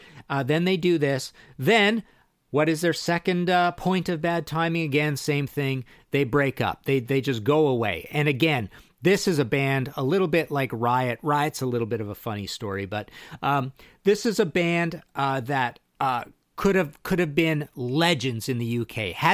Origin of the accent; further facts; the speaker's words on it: Trail, British Columbia, Canada; I'm from Trail, BC, so I went down to Spokane, Washington.